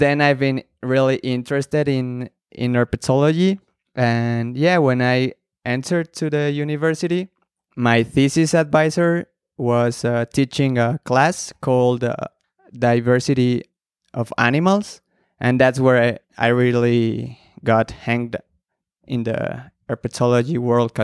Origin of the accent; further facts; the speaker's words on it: State of Mexico, Mexico; I was born in Mexico City. I was raised in the state of Mexico, and then I studied in Mexico City